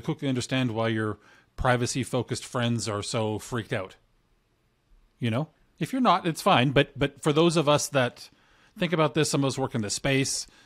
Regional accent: Canada; I'm Canadian

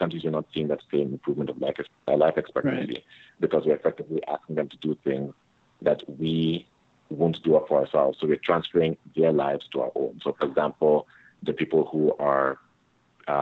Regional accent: Canada; I come from Canada

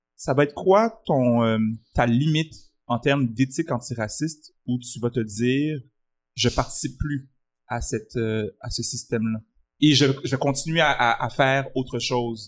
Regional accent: Quebec, Canada; J'ai grandi au Québec, je suis d'origine haïtienne

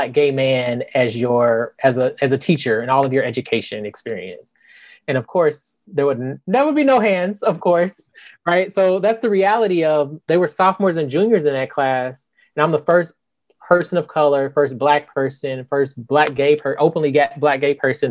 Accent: Indianapolis, Indiana, United States; moved away as an adult; also born or lived in Iowa / Salem, Massachusetts; now in Tallahassee, United States; I'm just a Midwestern boy from Indianapolis, Indiana, born and raised

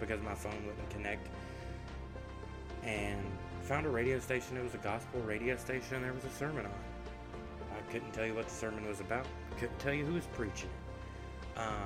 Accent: the South, United States; I was raised in the South, in a Baptist home

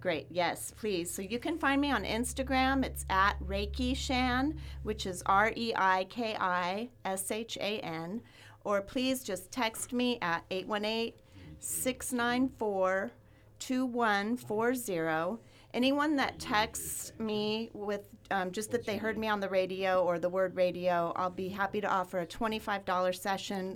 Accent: Ventura, California, United States; I grew up in Ventura

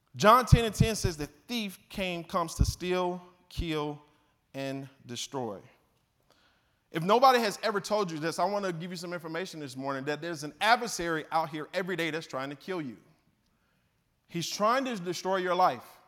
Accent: Mississippi, United States; accent: twang, Southern; moved away as an adult; also born or lived in Southern California; I'm from Mississippi originally

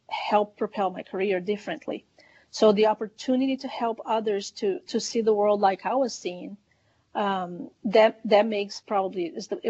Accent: Brazil; I was born in Brazil, raised in Brazil

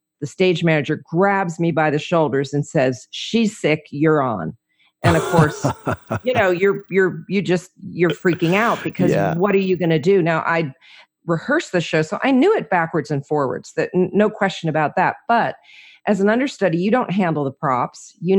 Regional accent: New Jersey, United States; also born or lived in Orlando, United States / Georgia; now in Franklin, United States; Well, I'm originally from New Jersey, so I'm a Jersey girl living in Franklin, Tennessee, by way of 20 years in Orlando, a little bit of time in Georgia, kind of been around, you know, lived in a lot of places.

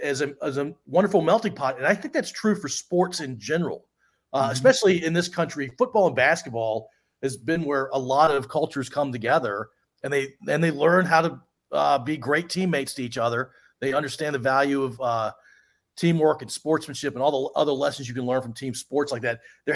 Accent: Washington metropolitan area, United States; I grew up in Commander territory. We called it the Redskins back in the day.

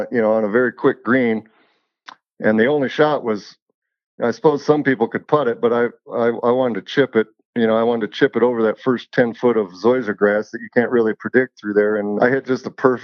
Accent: Evergreen, Colorado, United States; She lives up in Evergreen still in the house that I grew up

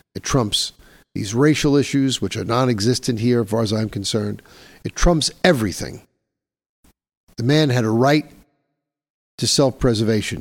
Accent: New York City, New York, United States; here in my hometown of New York City

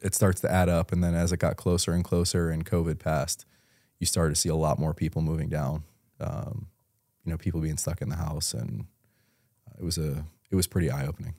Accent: Elma, New York, United States; moved away as an adult; also born or lived in Buffalo, New York / tri-state area; now in Tampa, United States; I grew up in Buffalo, New York, um, small town, Elma, New York.

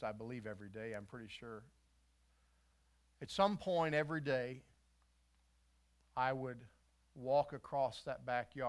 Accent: West Virginia, United States; When I was a boy, I grew up in West Virginia.

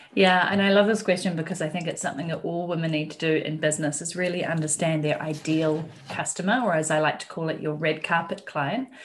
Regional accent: New Zealand; moved away as an adult; I am from New Zealand myself

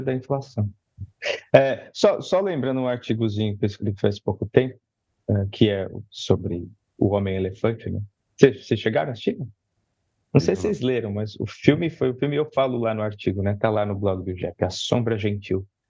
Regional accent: São Paulo, Brazil; estudar na escola pública da periferia. Né? Escola pública na Zona Leste

